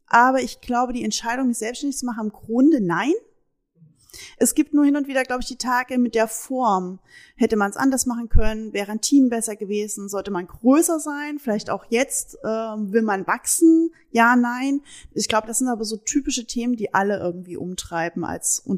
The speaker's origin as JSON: {"language": "German", "region": "Saxony", "country": "Germany", "also_born_or_lived": "Hesse", "lives_now": "Münsterland, Germany", "said": "Also ich bin Sachse"}